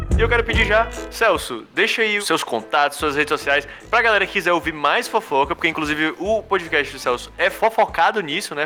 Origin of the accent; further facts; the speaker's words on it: Ceará, Brazil; sou do Ceará.